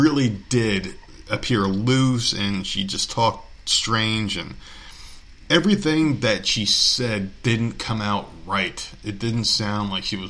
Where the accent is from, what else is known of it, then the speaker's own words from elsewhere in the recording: Nevada, United States; Nevada, my home state